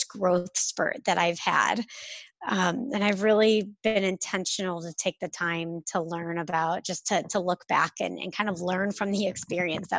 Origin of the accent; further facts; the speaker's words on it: St. Louis, Missouri, United States; moved away as an adult; I grew up in the Midwest in St. Louis, Missouri, spent 32 years of my life there